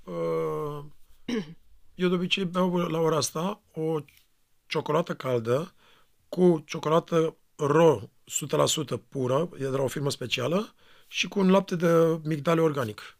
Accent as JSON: {"language": "Romanian", "country": "Romania", "moved": "yes", "said": "Eu venim din România"}